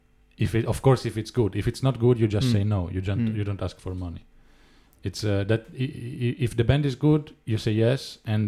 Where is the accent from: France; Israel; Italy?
Italy; Florence, Tuscany; I grew up in Florence musically.